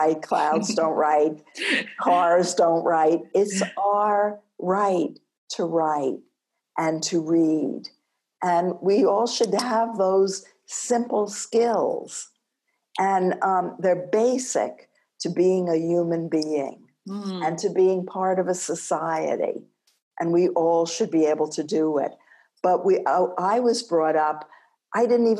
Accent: East Coast, United States; also born or lived in Ann Arbor; now in New Mexico, United States; When you're from the East Coast, it haunts you for a long time

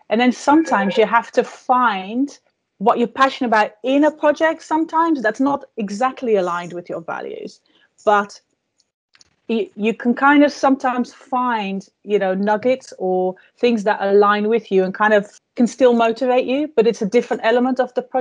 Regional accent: Netherlands; English is a second language; I came from Holland and I felt like, you know, I didn't really know what my thing was.

